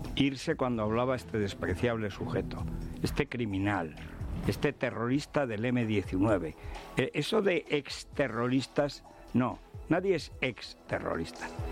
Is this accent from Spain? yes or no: yes; Spain; somos españoles, hemos nacido en España, tenemos la suerte de hablar español